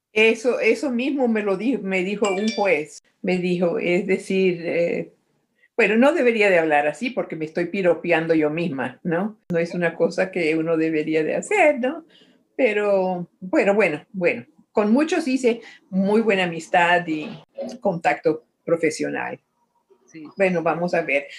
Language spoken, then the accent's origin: Spanish; Medellín, Antioquia, Colombia; moved away; also born or lived in Lima / Caracas; nací en Medellín, Colombia